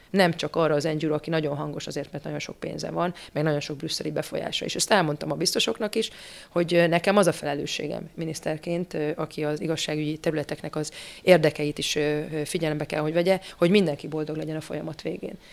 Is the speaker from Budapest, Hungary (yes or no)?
no; Miskolc, Borsod-Abaúj-Zemplén, Hungary; Én magam miskolci származású vagyok